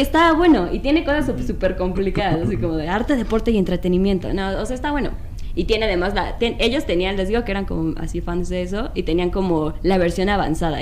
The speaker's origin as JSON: {"language": "Spanish", "region": "Mexico City", "country": "Mexico", "said": "De la Ciudad de México"}